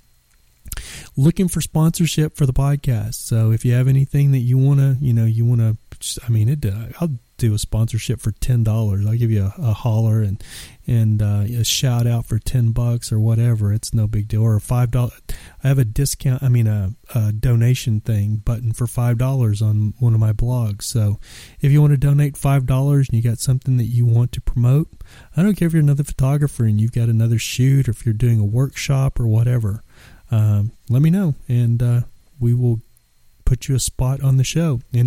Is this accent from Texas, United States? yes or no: yes; Texas, United States; I'm from Texas